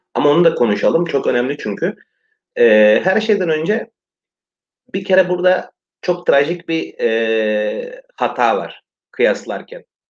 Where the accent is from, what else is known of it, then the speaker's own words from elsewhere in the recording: Western Thrace, Eastern Macedonia and Thrace, Greece; Bizim azınlık birdir ve Türktür